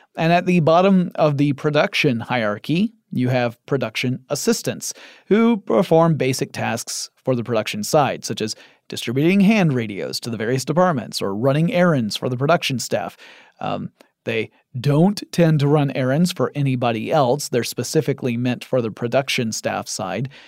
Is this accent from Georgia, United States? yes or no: yes; Atlanta, Georgia, United States; I live in Atlanta, Georgia, in the United States of America. And my hometown has become something of a second Hollywood